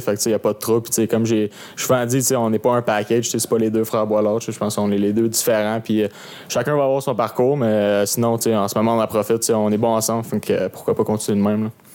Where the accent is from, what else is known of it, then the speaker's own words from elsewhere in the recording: Sherbrooke, Quebec, Canada; Je viens de Sherbrooke